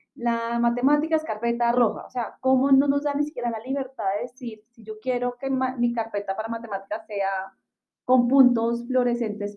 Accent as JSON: {"language": "Spanish", "region": "Bogotá", "country": "Colombia", "also_born_or_lived": "Chile", "said": "las dos somos hermanas, somos de Bogotá, Colombia"}